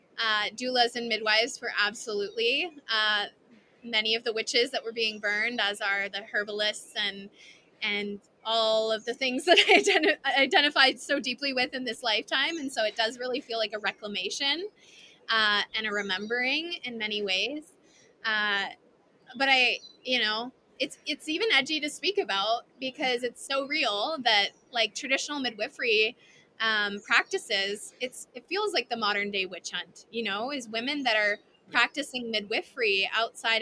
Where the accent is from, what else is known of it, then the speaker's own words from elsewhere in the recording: Canada; I'm Canadian